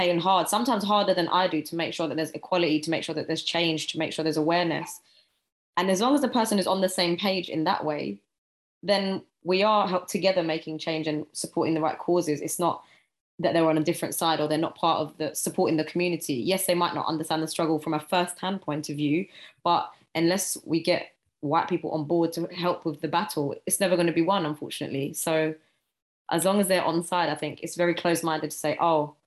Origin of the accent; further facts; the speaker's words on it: London, United Kingdom; I'm obviously from Southeast London, grew up in the hood for a certain amount of years